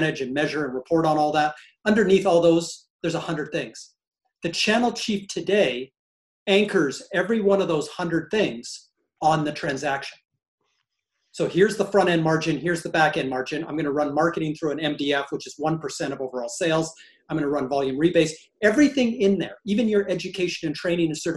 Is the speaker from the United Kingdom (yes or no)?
no; Canada; as a Canadian